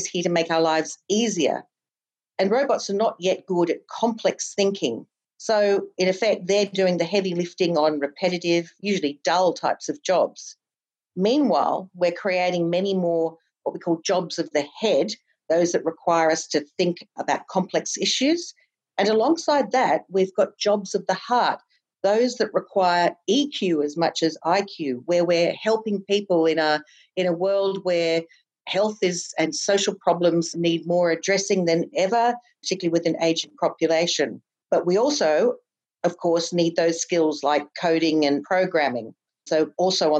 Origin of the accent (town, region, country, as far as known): Australia